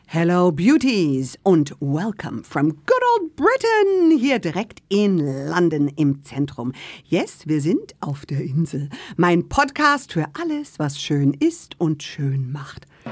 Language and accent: German; Oberemmel, Rhineland-Palatinate, Germany; moved away; mein äh, Dörfli, wo ich groß geworden bin, heißt Oberemmel